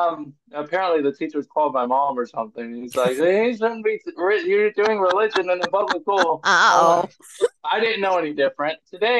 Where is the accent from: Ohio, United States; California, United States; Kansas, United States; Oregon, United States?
Ohio, United States; Cincinnati; born there; Like I said, I was born in Cincinnati, Ohio.